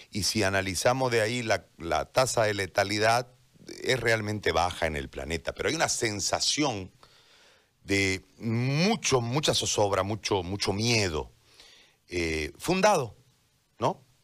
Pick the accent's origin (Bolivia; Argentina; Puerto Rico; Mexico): Bolivia; ¿cómo podemos garantizar como bolivianos que después de haber salido a las calles, después de haber denunciado el fraude, después de todo lo que pasó